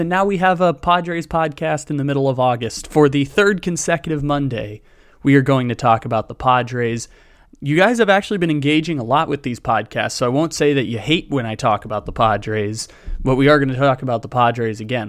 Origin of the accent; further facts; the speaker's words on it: San Diego, California, United States; moved away as an adult; both of us are born and raised in San Diego, moved away from San Diego